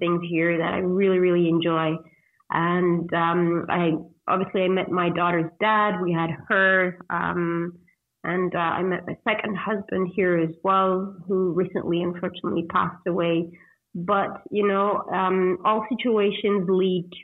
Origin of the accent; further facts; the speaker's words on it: Ghent, Flanders, Belgium; moved away as an adult; now in Cancun, Mexico; moving back to Ghent in Belgium, my hometown